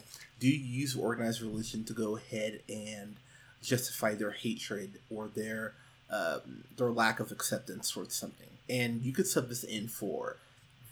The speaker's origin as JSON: {"language": "English", "town": "Pismo Beach", "region": "California", "country": "United States", "tie": "born or raised there", "moved": "as an adult", "lives_now": "Austin, United States", "said": "I grew up in Pismo Beach, California, and I went to church there for years until I was 21, 22 and moved out to Austin, Texas."}